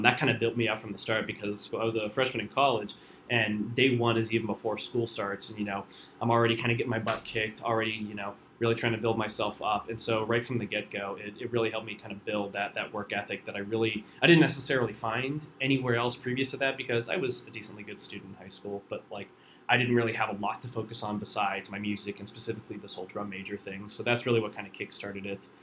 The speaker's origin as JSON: {"language": "English", "town": "Warren", "region": "Ohio", "country": "United States", "tie": "born or raised there", "said": "My hometown's Warren, Ohio"}